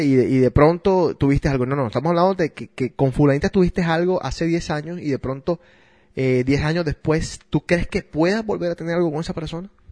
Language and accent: Spanish; Barranquilla, Atlántico, Colombia; obviamente soy barranquillero, soy colombiano